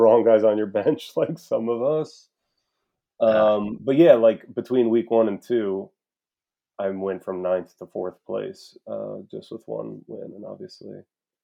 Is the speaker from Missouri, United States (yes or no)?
no; Charlottesville, Virginia, United States; born or raised there; moved away